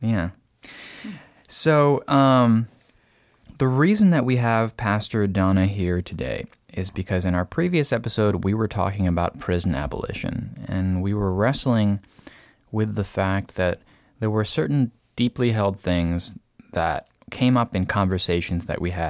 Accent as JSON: {"language": "English", "country": "Peru", "tie": "born there", "said": "The taxi driver would ask me where I was from, and I would explain that I was born in Peru, but my parents were from the US."}